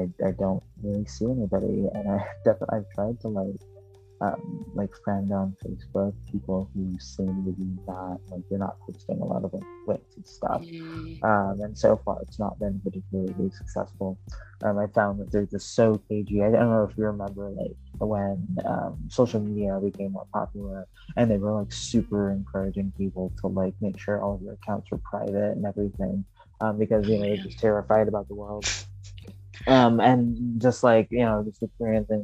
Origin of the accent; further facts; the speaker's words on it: Michigan, United States; also born or lived in Chicago; I'm from Michigan, but and I live in Michigan now.